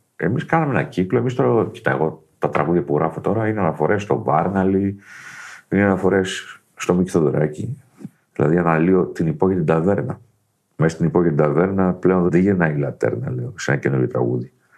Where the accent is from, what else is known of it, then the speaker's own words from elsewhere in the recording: Kozani area, Western Macedonia, Greece; Από εδώ τον τόπο μου.